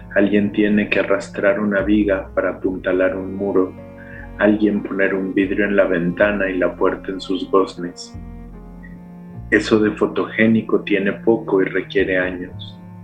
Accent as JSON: {"language": "Spanish", "region": "Mexico City", "country": "Mexico", "accent": "chilango", "first_language": "Spanish", "said": "Mi lengua materna es el español y es el español chilango"}